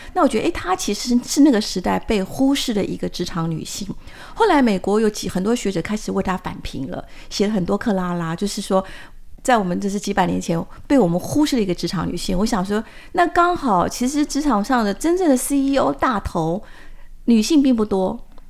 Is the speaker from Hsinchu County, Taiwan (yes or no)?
yes; Hsinchu County, Taiwan; also born or lived in Taipei; 我是出生在那个知风，我们主持人知风非常熟悉的新竹，那父亲是广西母亲是宝山